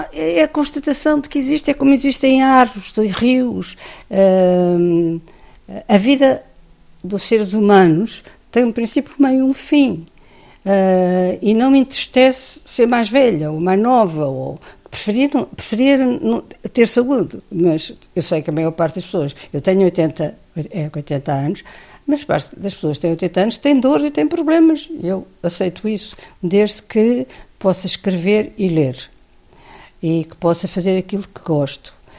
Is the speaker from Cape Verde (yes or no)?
no; Portugal; venho de Portugal